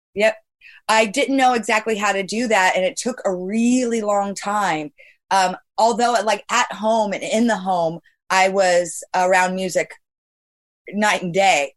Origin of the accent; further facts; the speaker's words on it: Bay Area, California, United States; I'm from the Bay Area